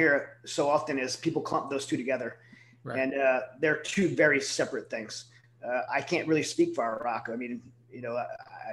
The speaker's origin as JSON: {"language": "English", "region": "Southern Louisiana", "country": "United States", "tie": "born or raised there", "moved": "yes", "lives_now": "Texas, United States", "said": "I'm from Southern Louisiana, born and raised there"}